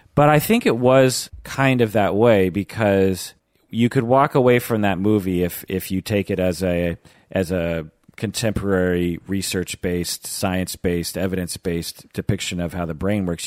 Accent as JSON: {"language": "English", "town": "Seattle", "region": "Washington", "country": "United States", "tie": "born or raised there", "also_born_or_lived": "Kent, Washington / Issaquah, Washington", "said": "I've lived in Seattle, the Seattle area, my entire"}